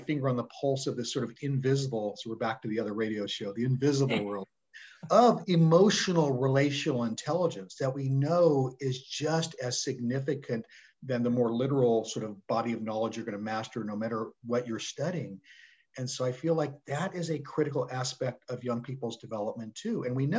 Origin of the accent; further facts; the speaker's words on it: Stockton, California, United States; Stockton is a pretty diverse place. And I will say, having come back after literally 35 years away, it has changed radically, right?